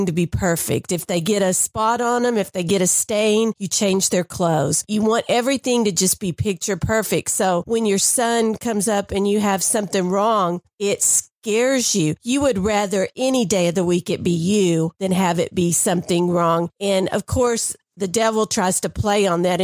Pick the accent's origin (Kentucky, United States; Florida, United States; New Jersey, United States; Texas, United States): Texas, United States; Dallas; I grew up in Dallas